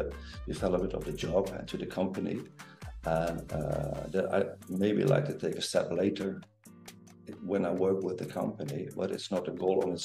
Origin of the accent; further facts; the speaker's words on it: Netherlands; I'm from Holland. I'm from the Netherlands